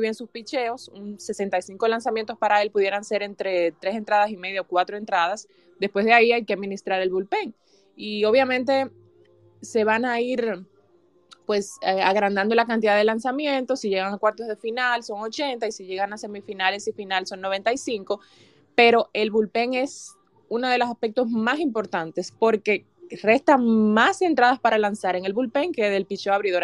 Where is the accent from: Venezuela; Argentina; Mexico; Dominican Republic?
Dominican Republic; nosotros como dominicanos